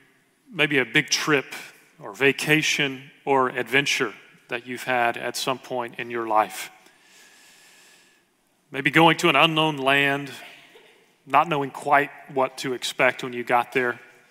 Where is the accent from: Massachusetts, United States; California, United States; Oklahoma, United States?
Oklahoma, United States; now in Dallas, United States; I grew up in Oklahoma. I went to school here in Dallas at Dallas Seminary.